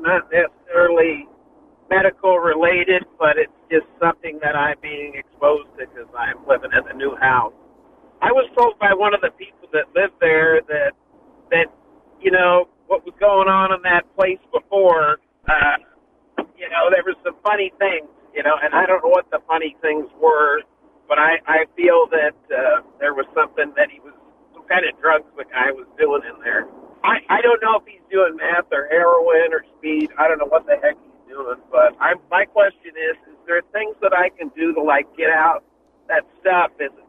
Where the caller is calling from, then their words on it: Santa Cruz, California, United States; in Santa Cruz.